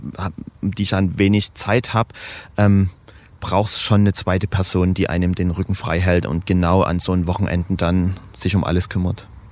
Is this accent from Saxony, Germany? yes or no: yes; Dresden, Saxony, Germany; ich bin geboren, aufgewachsen, nie weggezogen